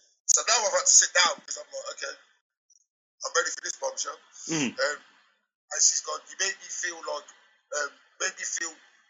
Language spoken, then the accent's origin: English; Coventry, West Midlands, United Kingdom; my hometown. And bearing in mind, I live in Coventry, the city of culture.